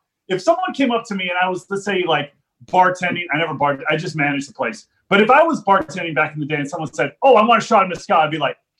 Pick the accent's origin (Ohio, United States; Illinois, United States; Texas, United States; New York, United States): Texas, United States; deep South; moved away as an adult; now in Los Angeles, United States; I grew up in Texas. I grew up in deep South Texas on the border with Mexico. Spent my entire life there from 83 when I entered this world till 2005 when I moved from Texas out to Los Angeles, California